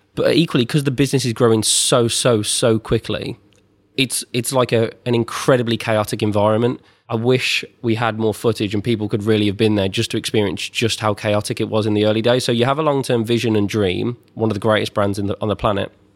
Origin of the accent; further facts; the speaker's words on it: twenty minutes from the Birmingham NEC, West Midlands, United Kingdom; about twenty minutes from where I grew up in the Birmingham N E C